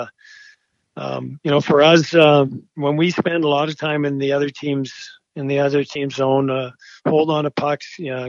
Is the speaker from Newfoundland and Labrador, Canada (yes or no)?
no; Edmonton, Alberta, Canada; I grew up in Edmonton.